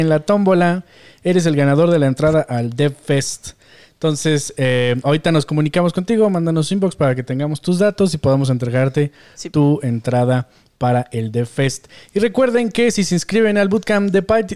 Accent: Mexico; como mexicanos, como latinos

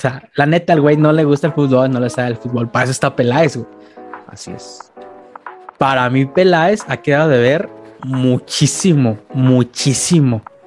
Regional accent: Guadalajara, Jalisco, Mexico; soy de Guadalajara y conozco más afición atlista

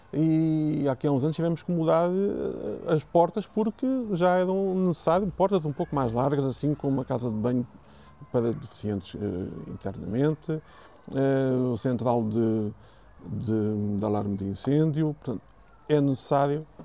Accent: Sintra, Lisbon, Portugal; a zona de Lisboa, Sintra, que nós temos aqui, eh, tenho muito orgulho na minha terra

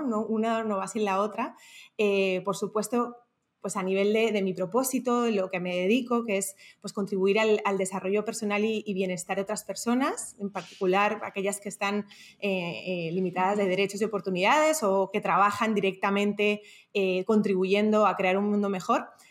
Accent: Madrid, Community of Madrid, Spain; moved away as an adult; now in Panama; Soy española de Madrid, pero desde los 18 años vivo en, diferentes países

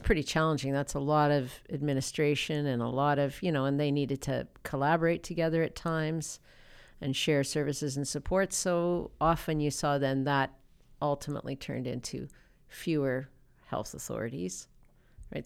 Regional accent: Lloydminster, Saskatchewan, Canada; I was from Lloydminster

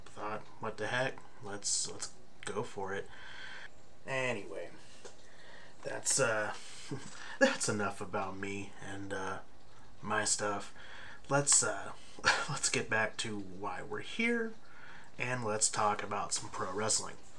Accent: Bay Area, California, United States; in the area, my hometown

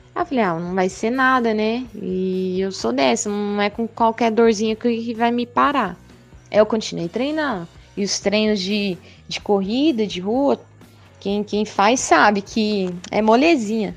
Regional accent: São José dos Quatro Marcos, Mato Grosso, Brazil; also born or lived in Mirassol d'Oeste; Eu sou lá de São José dos Quatro Marcos, morei lá, porém, morei, nasci, na verdade, né, em Mirassol do Oeste, e desde então sempre morei em São José dos Quatro Marcos

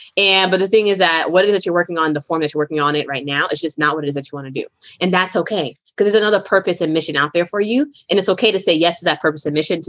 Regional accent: Brooklyn, New York, United States; also born or lived in Boston, Massachusetts; I am from Brooklyn, New York and Boston, Massachusetts.

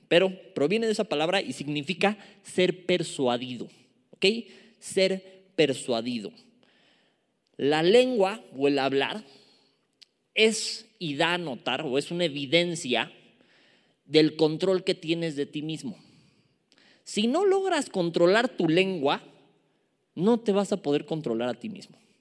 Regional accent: Mexico City, Mexico; accent: chilango; me agarra lo chilango, me agarra lo chilango, me gana y a veces mi lenguaje no es el más pulcro

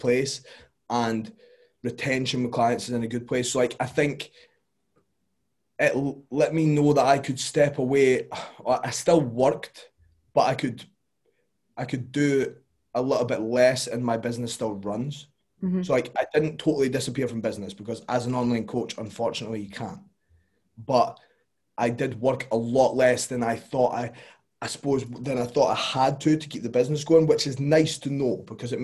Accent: Scotland, United Kingdom; we're Scottish

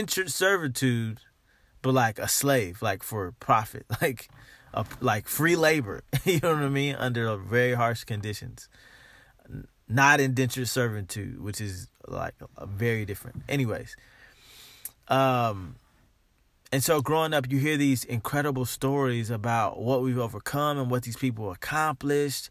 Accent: United States; I am African American

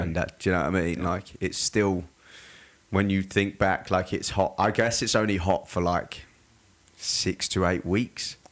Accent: Surrey, South East England, United Kingdom; now in Australia; I was born and raised in England. Mm-hmm. Um, yeah, in like a place called Surrey, so it's like south of London by about 45 minutes

